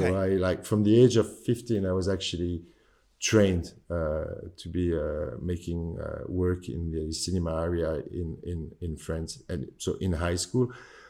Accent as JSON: {"language": "English", "region": "London", "country": "United Kingdom", "tie": "born there", "said": "I was born in London. My dad is French and my mom is Tunisian."}